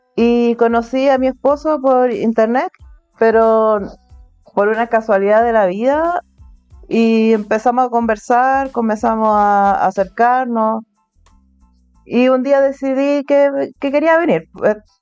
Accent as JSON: {"language": "Spanish", "country": "Chile", "first_language": "Spanish", "moved": "as an adult", "lives_now": "Turkey", "said": "en mi ciudad soy la única chilena soy la única que habla español en mi ciudad, español nativo."}